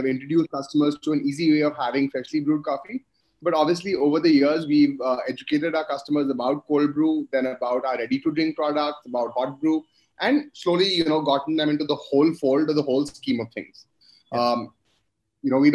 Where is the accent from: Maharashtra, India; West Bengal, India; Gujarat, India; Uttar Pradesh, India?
West Bengal, India; Kolkata; I'm from Calcutta, and that's where I grew up.